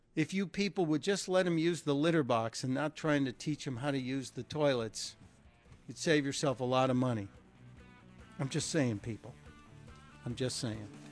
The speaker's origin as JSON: {"language": "English", "region": "Midwest", "country": "United States", "said": "I come from the Midwest"}